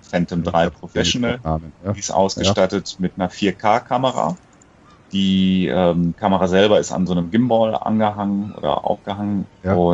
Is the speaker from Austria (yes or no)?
no; Croatia; born there; Bin ja gebürtiger Kroate, dann meine Eltern nochmal besucht